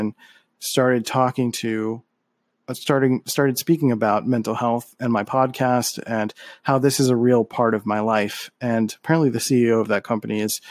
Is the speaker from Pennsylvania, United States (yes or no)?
yes; Philadelphia, Pennsylvania, United States; I'm from Philly and we have a lot of great Philly soul